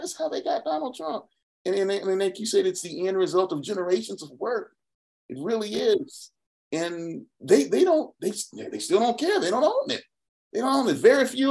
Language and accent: English; Atlanta, Georgia, United States; I grew up on the south side of Atlanta.